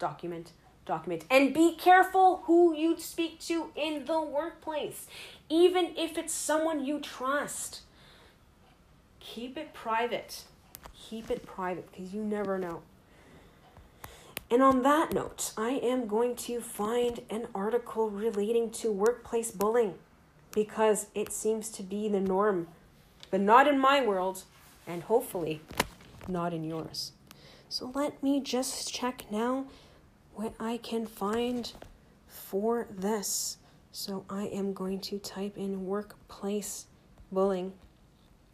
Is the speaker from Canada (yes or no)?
yes; Toronto, Ontario, Canada; I am from Toronto, Canada